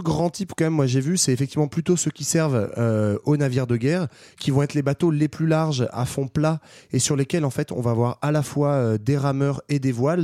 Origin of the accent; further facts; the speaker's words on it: France; chez nous, en France